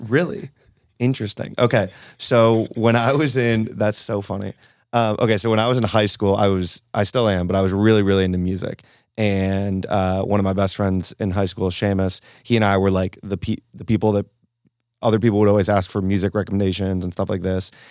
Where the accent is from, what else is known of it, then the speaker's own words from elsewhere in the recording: Cleveland, Ohio, United States; moved away; also born or lived in Argentina / Tulum; I was raised in Cleveland, Ohio, kind of classic Midwestern upbringing